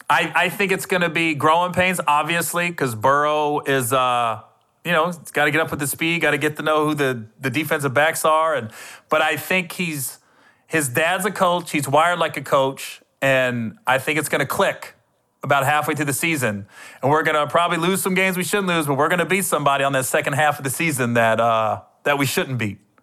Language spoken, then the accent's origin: English; Cincinnati, Ohio, United States; I'm from Cincinnati